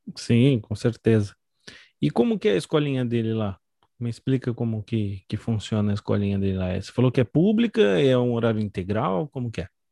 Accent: São Paulo, Brazil; moved away as an adult; now in Santa Catarina, Brazil; eu sou de São Paulo, estou morando em Santa Catarina há pouco tempo

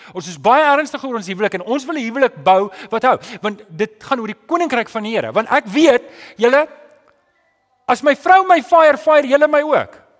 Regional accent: South Africa; ons is daarom Suid-Afrikaners

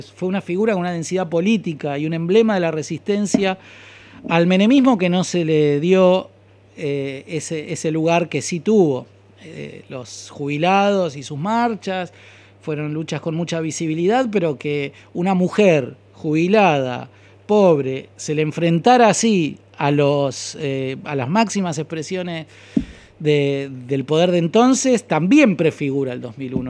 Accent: Buenos Aires, Argentina; also born or lived in Lanús; yo estudié en el barrio de Saavedra, de donde soy oriundo, el barrio de Goyeneche y Platense

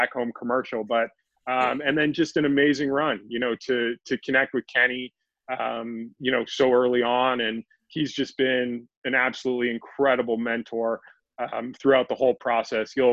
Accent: Calgary, Alberta, Canada; moved away as an adult; also born or lived in Arizona; I grew up in Calgary, Canada

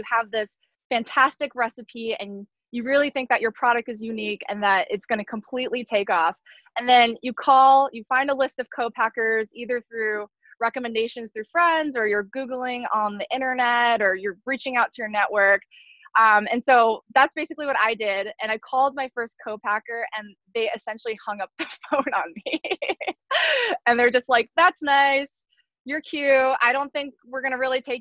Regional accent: San Diego, California, United States; a small co-packer, family owned in my hometown of San Diego

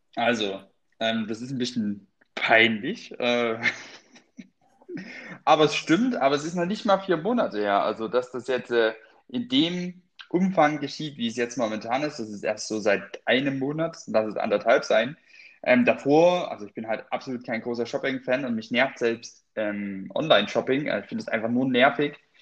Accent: Freyburg, Saxony-Anhalt, Germany; moved away; aus meiner Heimat, äh, aus Freiburg an der oh Gott, Freiburg mit Y in äh, Sachsen-Anhalt, ich glaube, es ist an der Unstrut. Freiberg an der Unstrut

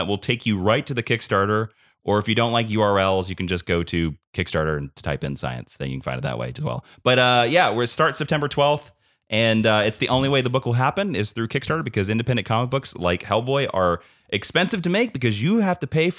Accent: Kansas, United States; I grew up on a very, very small, poor farm. Like when people ask where I'm from, I generally say Smallville because if I say the town I'm from, nobody knows what it is because only 70 people live there.

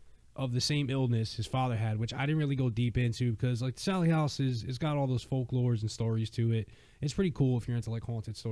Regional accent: New Jersey, United States; So where I grew up. Or part of where I grew up in Jersey

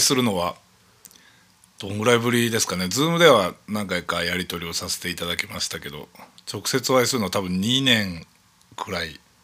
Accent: Chūō, Yamanashi, Japan; 中央市のそのお寺でずっと生まれ育って

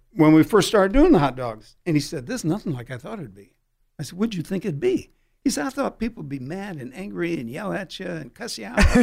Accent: Peoria, Illinois, United States; now in San Diego, United States; I grew up back in Illinois, Peoria

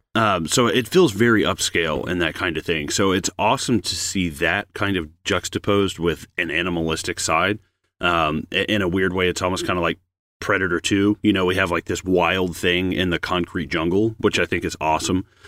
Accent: the Bible Belt, United States; a kid growing up in the Bible Belt in, in the United States

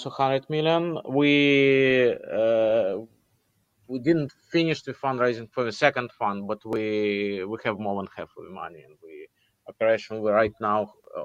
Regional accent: Russia; moved away; also born or lived in Israel / United States; Originally, I'm from Russia, but I moved out of Russia a long, long time ago. I moved in 1990 to Israel.

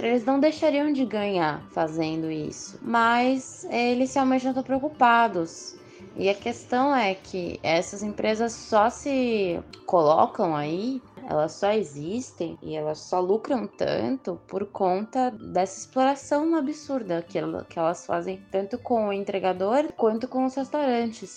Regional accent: São Paulo, Brazil; faço parte dos entregadores antifascistas, sou de São Paulo.

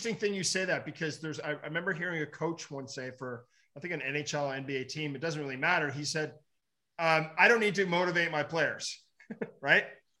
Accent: Ottawa, Ontario, Canada; Canadian boy.

